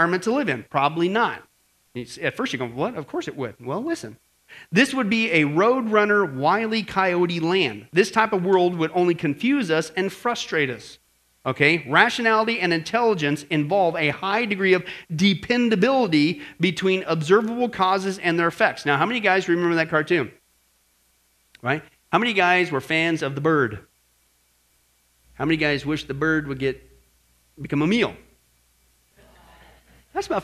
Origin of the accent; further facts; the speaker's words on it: Kansas, United States; moved away as an adult; also born or lived in Northern California; Growing up in Kansas